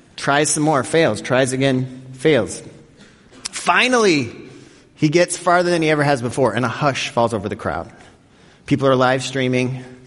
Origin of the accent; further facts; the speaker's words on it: Denver, Colorado, United States; growing up in Denver, Colorado, every year my family would go to Elitch Gardens